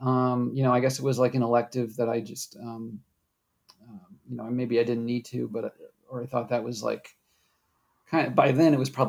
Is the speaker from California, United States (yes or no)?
no; Wisconsin, United States; also born or lived in New England; I was born in New England, but most of my early talking years were all spent in Wisconsin.